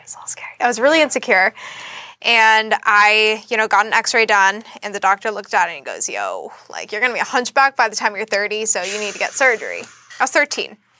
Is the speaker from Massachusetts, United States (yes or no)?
yes; Boston, Massachusetts, United States; moved away as an adult; now in Florida, United States; I am from Boston, Massachusetts. I moved to Florida about a year and a half ago